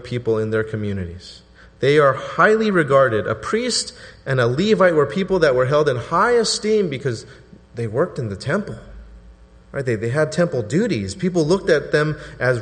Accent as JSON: {"language": "English", "region": "Southern California", "country": "United States", "said": "I'm from Southern California because I put the before 80"}